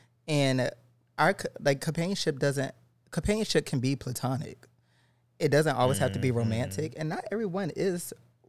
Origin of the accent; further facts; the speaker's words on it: the South, United States; I grew up in the South.